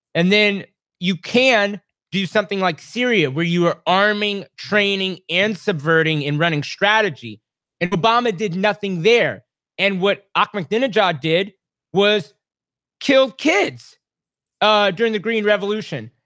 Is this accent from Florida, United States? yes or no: no; Texas, United States; also born or lived in Washington State / Washington, D.C.; I grew up as a kid for eight years in Washington State, even though I was born in Texas and raised in Texas, but eight years in Washington State